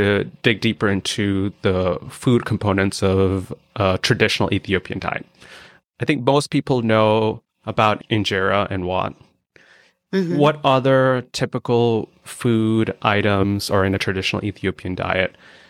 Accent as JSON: {"language": "English", "country": "India", "said": "As an Indian, I grew up eating a lot of rice with curry."}